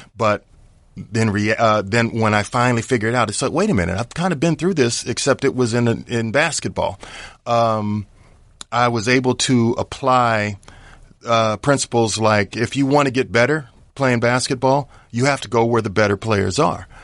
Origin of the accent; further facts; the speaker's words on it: Indianapolis, Indiana, United States; moved away as an adult; also born or lived in Colorado Springs, Colorado; now in Los Angeles, United States; I'm originally from Indianapolis, Indiana. You know, played high school basketball and all that good stuff there